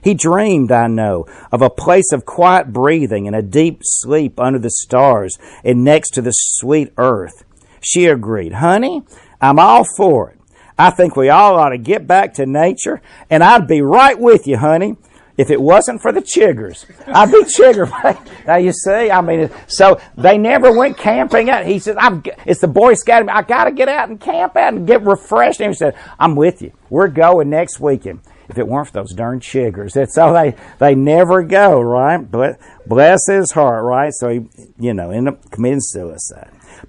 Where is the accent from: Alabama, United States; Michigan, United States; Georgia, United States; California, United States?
Alabama, United States; Birmingham; I was raised in Inslee near Birmingham. Well, I identified there when I was a little one out there near Forest Park.